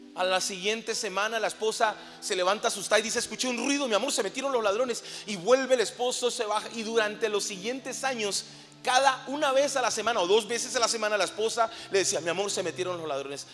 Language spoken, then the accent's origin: Spanish; Colombia; moved away as an adult; now in Mexico; soy colombiano, llevo seis años viviendo en México